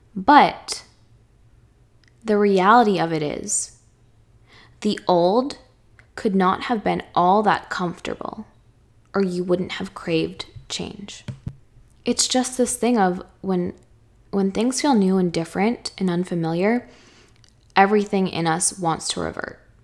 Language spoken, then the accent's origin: English; Chelmsford, Massachusetts, United States; moved away as an adult; also born or lived in Boston, Massachusetts; now in Los Angeles, United States; fourth grade me, who lived in Chelmsford, Mass her whole life